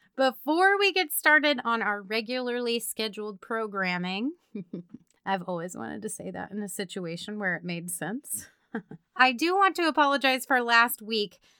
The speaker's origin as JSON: {"language": "English", "town": "Meriden", "region": "Kansas", "country": "United States", "tie": "born or raised there", "said": "my hometown, Meriden, Kansas"}